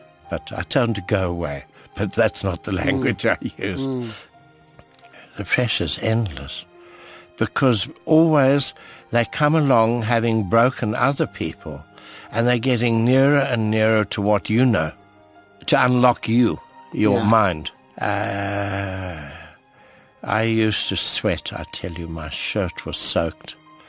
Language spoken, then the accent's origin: English; Cape Town, Western Cape, South Africa; So I said, well, who's Dr. Utah? I'm from Cape Town. I don't know.